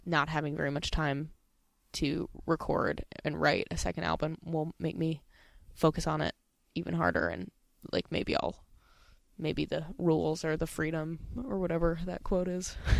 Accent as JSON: {"language": "English", "town": "Pasadena", "region": "California", "country": "United States", "tie": "born or raised there", "said": "where I grew up in Pasadena"}